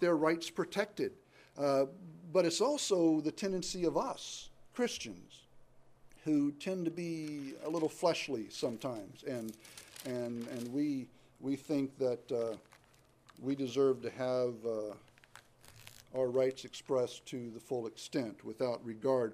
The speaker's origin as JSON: {"language": "English", "country": "United States"}